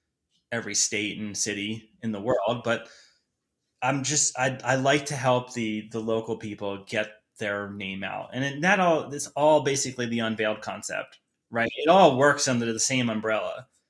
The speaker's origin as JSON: {"language": "English", "town": "Boulder", "region": "Colorado", "country": "United States", "said": "a lot of people don't know that I'm from Boulder because of how dark the photography is"}